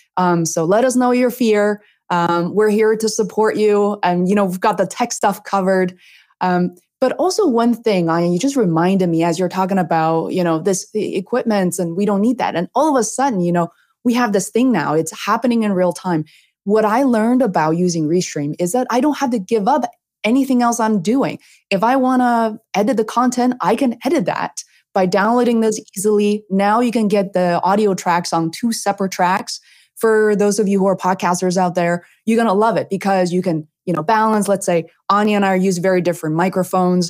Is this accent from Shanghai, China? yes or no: no; Beijing, China; moved away; growing up in Beijing, China, also a huge city